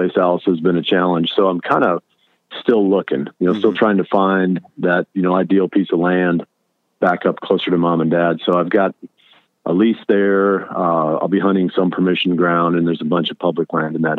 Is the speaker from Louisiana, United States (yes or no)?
no; Allamakee County, Iowa, United States; I grew up in Almaquis County, which is the far northeast corner of Iowa